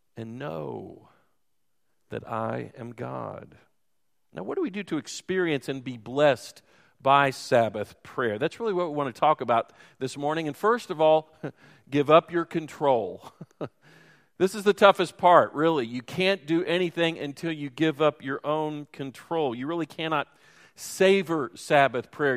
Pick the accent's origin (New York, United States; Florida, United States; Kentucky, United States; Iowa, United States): Kentucky, United States; Louisville; moved away; I'm from Louisville, which is more of a Yankee town.